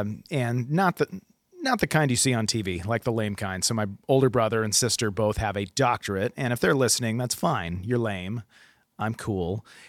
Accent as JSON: {"language": "English", "region": "West Coast", "country": "United States", "said": "I'm from the West Coast and I'm old."}